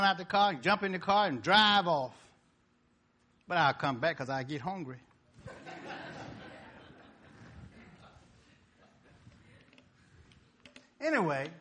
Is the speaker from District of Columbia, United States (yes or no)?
no; Mississippi, United States; I'm from Mississippi.